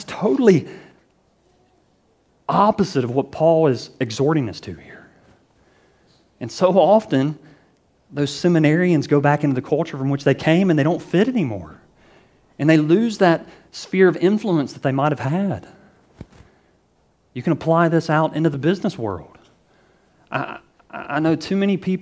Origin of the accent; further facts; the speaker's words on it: the American South, United States; I grew up in the American South